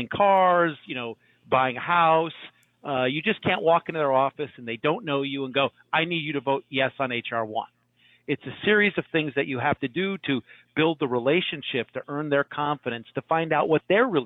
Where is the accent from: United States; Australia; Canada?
United States; Chicago, Illinois; moved away; I'm from Chicago originally